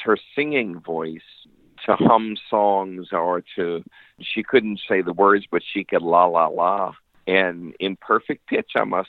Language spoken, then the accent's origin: English; New Orleans, Louisiana, United States; moved away as an adult; now in Pensacola, United States; I actually grew up in New Orleans.